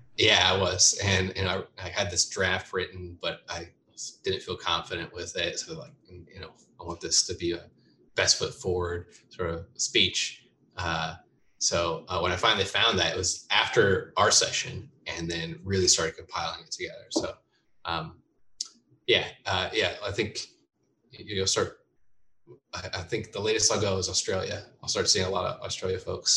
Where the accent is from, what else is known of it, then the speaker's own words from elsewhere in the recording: Bakersfield, California, United States; also born or lived in Oregon / Bay Area / Berkeley / San Francisco; now in Los Angeles, United States; I was born in Oregon uh, and then raised up in Bakersfield, which is uh, just north of LA.